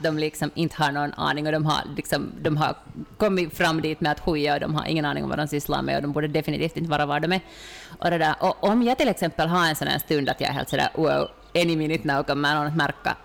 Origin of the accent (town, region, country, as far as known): Finland